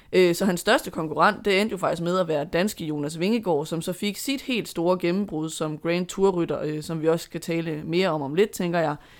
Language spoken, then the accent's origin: Danish; Denmark; som dansker